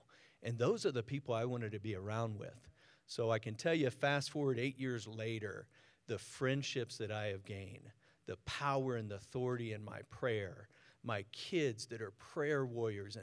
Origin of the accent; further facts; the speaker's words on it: Newport News, Virginia, United States; now in San Diego, United States; I was born and raised in Virginia